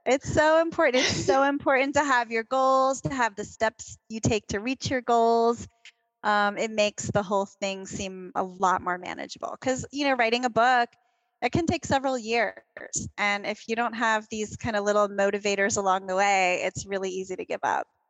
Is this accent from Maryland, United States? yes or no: yes; Baltimore, Maryland, United States; I grew up in Baltimore